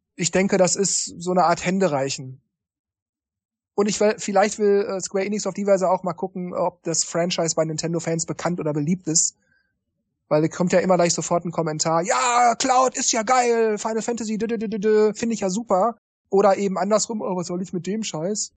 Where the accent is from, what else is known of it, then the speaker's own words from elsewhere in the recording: Japan; ich komme aus Japan